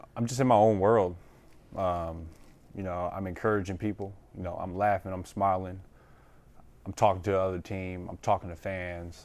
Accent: Detroit, Michigan, United States; moved away; going home to Detroit

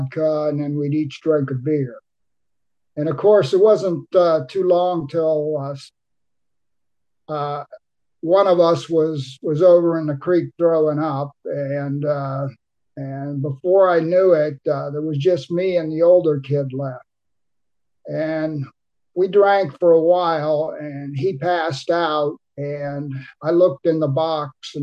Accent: Cincinnati, Ohio, United States; also born or lived in Boston, Massachusetts; When I was in the third grade, my father moved us to Cincinnati

